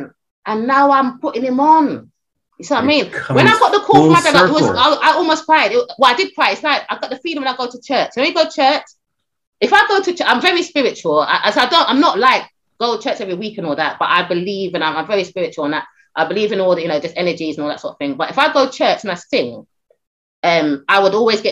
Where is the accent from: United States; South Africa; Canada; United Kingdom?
United Kingdom; also born or lived in Caribbean; I'm British and Caribbean.